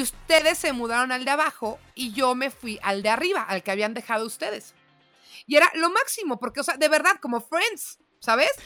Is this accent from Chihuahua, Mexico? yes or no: no; Mexico City, Mexico; moved away as an adult; also born or lived in León, Guanajuato; mi bio era chilanga panza verde